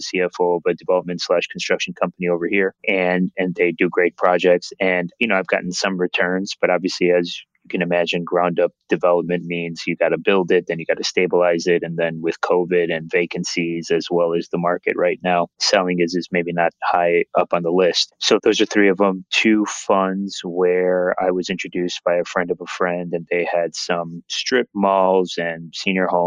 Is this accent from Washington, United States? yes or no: no; Chicago, Illinois, United States; born and raised in Chicago